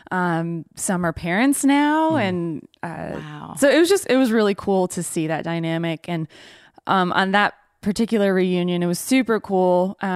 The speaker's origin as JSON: {"language": "English", "country": "Mali", "tie": "born or raised there", "also_born_or_lived": "Ivory Coast", "said": "But spent most of my time in Mali."}